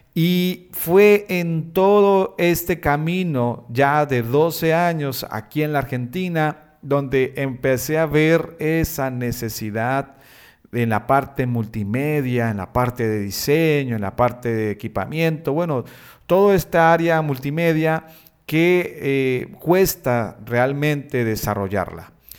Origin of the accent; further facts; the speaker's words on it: Bucaramanga, Santander, Colombia; soy colombiano, nací en una ciudad llamada Bucaramanga, allí en Colombia.